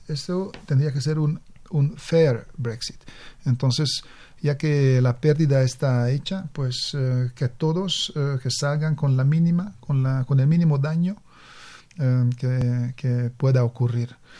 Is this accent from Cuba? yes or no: no; Hungary; moved away as an adult; now in Mexico; Yo vengo de Hungría